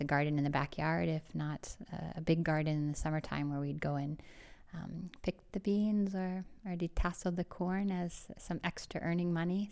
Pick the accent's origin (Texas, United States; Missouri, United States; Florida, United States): Missouri, United States; St. Louis; moved away as an adult; also born or lived in Illinois; I grew up in Saint Louis, Missouri